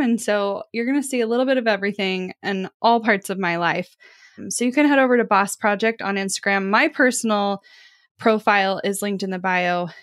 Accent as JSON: {"language": "English", "town": "Kansas City", "region": "Missouri", "country": "United States", "said": "I am from Kansas City"}